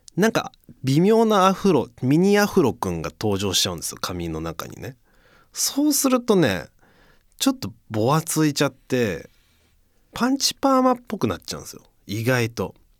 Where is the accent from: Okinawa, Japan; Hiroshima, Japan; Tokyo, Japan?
Tokyo, Japan; Fussa; ふっさしってもう生まれ育ってたら全然もう何抵抗なく読めちゃいますけど